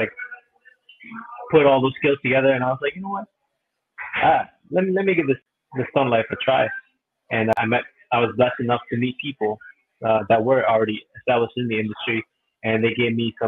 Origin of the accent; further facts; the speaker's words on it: Rochester, New York, United States; my hometown of Rochester, New York